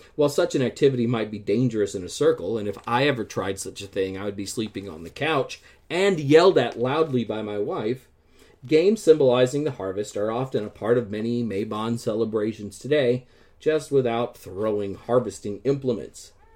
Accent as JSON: {"language": "English", "region": "Midwest", "country": "United States", "tie": "born or raised there", "moved": "yes", "said": "growing up in the Midwest and seeing crops harvested every year"}